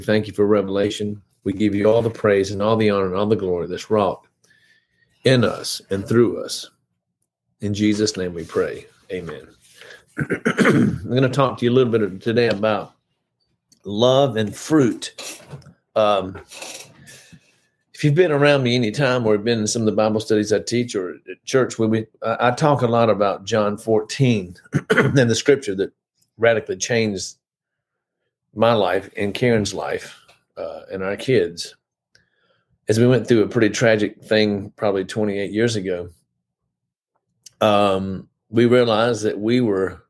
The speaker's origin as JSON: {"language": "English", "town": "High Point", "region": "North Carolina", "country": "United States", "tie": "born or raised there", "said": "I grew up in High Point, went to First Methodist Church. I was born there"}